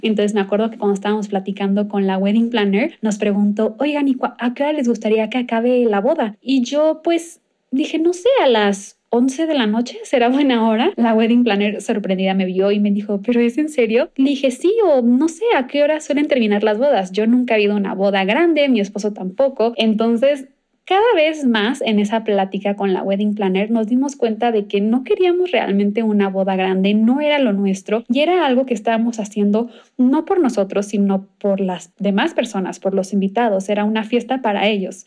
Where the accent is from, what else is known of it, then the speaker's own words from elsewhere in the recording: Cancún, Quintana Roo, Mexico; en Cancún, de donde yo soy